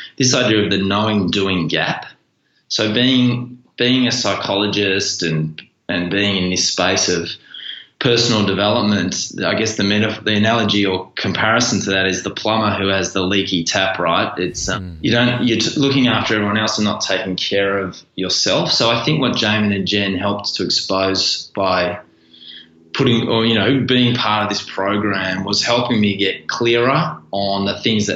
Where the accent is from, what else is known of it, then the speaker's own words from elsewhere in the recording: Melbourne, Victoria, Australia; I was born here in Melbourne